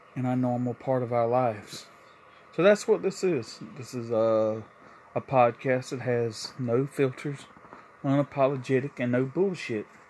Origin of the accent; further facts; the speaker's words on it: South Carolina, United States; moved away as an adult; also born or lived in New York; I moved back from New York to South Carolina, where I'm originally from.